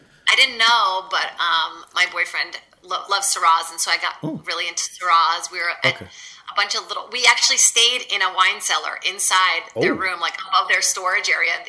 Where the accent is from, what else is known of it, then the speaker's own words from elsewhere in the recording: Virginia, United States; English is a second language; also born or lived in Brazil / Boston; now in Los Angeles, United States; I moved from Brazil to Virginia when I was really little.